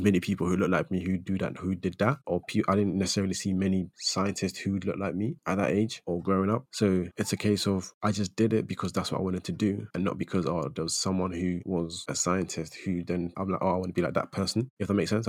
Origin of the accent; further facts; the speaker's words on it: United Kingdom; as a British Ghanaian